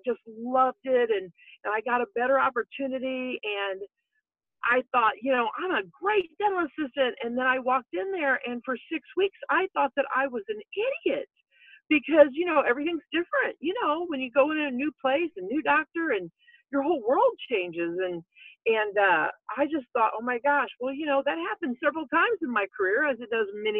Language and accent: English; Roxana, Illinois, United States; from Roxanna, Illinois